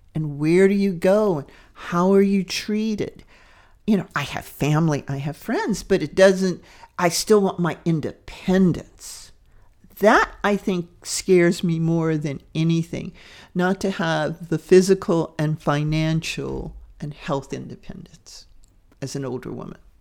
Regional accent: Deep South, United States; daughter of the Deep South. And it's, it's an interesting dynamic because that area shape me

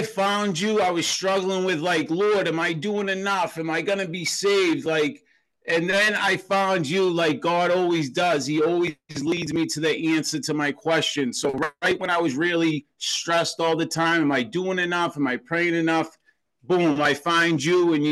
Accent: Boston, Massachusetts, United States; I'm a city guy. I grew up in Boston, Massachusetts

